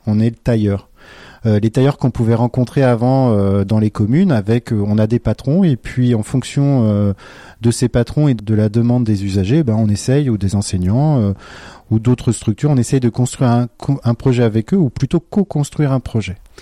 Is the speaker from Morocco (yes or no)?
no; Brittany, France; je suis breton